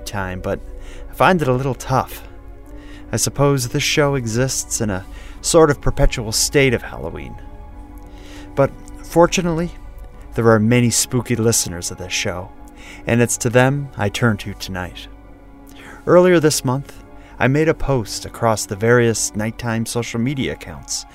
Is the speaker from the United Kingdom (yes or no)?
no; Cape Breton Island, Nova Scotia, Canada; I'm from there